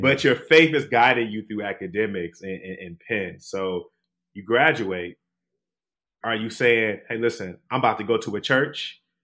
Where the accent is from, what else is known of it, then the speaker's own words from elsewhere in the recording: Detroit, Michigan, United States; my hometown, Detroit